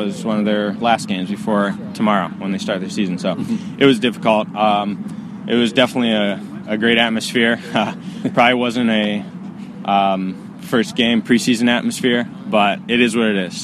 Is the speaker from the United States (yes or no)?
yes; Akron, Ohio, United States; moved away as an adult; now in Minnesota, United States; I grew up in Akron area, northeast Ohio.